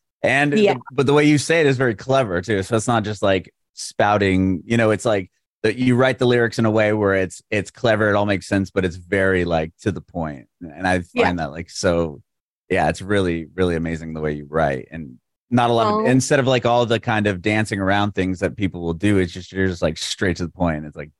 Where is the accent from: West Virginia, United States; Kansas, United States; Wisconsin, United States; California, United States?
California, United States; San Diego; now in Nashville, United States; I moved to Nashville recently. I'm from San Diego.